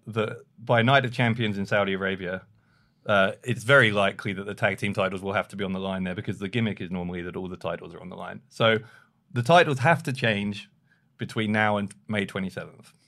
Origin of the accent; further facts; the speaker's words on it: London, United Kingdom; I'm from London